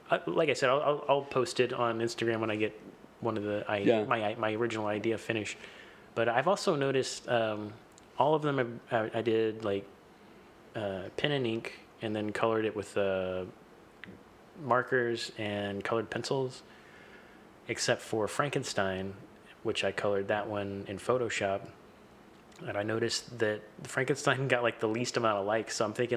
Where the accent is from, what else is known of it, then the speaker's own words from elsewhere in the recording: Gallatin, Tennessee, United States; it's my hometown